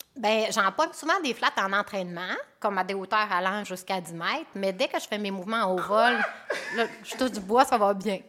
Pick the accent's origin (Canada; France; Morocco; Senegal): Canada; Alma and Arvida, Quebec; also born or lived in Chicoutimi, Quebec; moi, je suis native de Chicoutimi, puis j'ai grandi à Alma et à Arvida